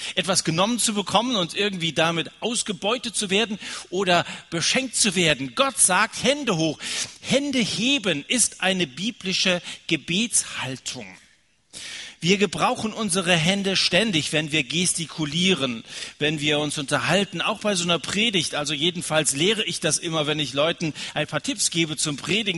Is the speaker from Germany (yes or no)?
yes; Germany; wir als Deutsche